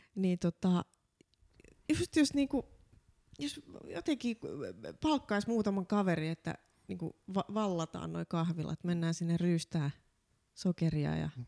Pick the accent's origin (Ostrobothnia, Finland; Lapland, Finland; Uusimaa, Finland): Ostrobothnia, Finland; Laihia; Mä oon vahvasti maalta, kotoisin Pohjanmaalta